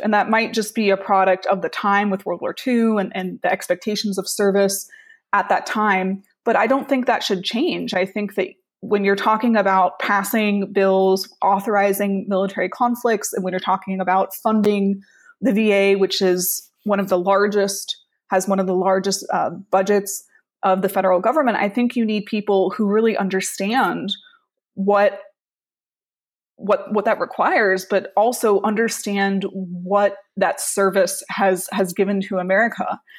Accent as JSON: {"language": "English", "region": "South Florida", "country": "United States", "also_born_or_lived": "Washington, D.C. / New York City", "moved": "as an adult", "said": "I am from South Florida originally, and for the past decade, I have been living and working and studying in Washington, D C"}